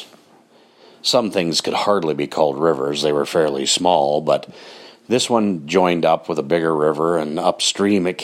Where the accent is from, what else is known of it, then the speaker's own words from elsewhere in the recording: Grande Prairie, Alberta, Canada; where I grew up in Grand Prairie, Alberta.